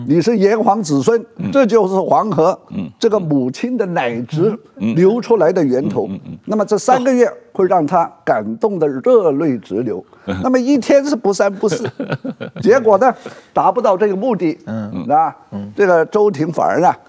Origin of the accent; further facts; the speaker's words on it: Hong Kong; 我是个香港人啊